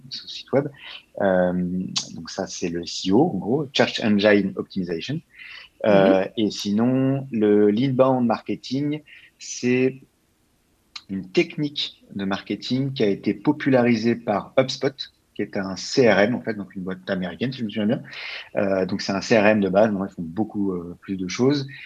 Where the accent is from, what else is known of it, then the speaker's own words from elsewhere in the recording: Labbeville, Île-de-France, France; moved away as an adult; also born or lived in Paris, France; now in Montreal, Canada; alors, je viens d'un petit village qui s'appelle Labeville. donc, en fait, il y a 600 vaches et autant d'habitants